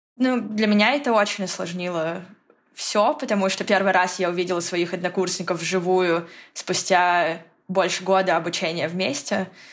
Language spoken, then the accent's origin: Russian; Novosibirsk, Novosibirsk Oblast, Russia; я из Новосибирска, третий самый большой город